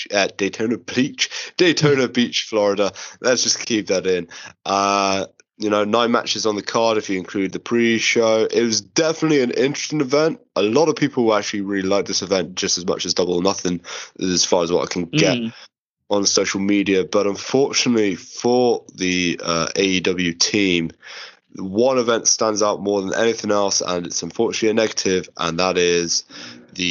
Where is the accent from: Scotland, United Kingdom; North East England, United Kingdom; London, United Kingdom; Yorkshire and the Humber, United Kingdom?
London, United Kingdom; we're from London